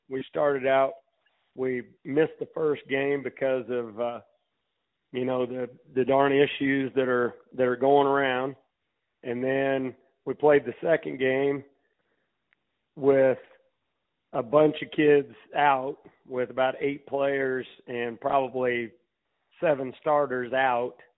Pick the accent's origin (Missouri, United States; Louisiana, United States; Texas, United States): Missouri, United States; Macon; I grew up in Macon, Missouri